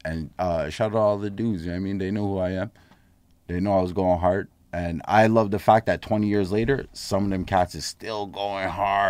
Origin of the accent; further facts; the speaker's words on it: Montreal, Quebec, Canada; we grew up in St. Henry.